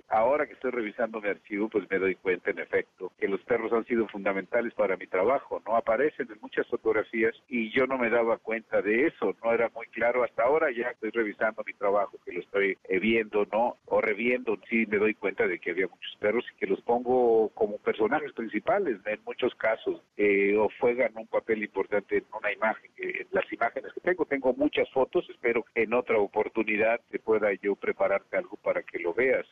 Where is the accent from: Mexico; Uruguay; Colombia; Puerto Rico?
Mexico; Zacatecas; also born or lived in Fresnillo; soy de Zacatecas y crecí rodeado de animales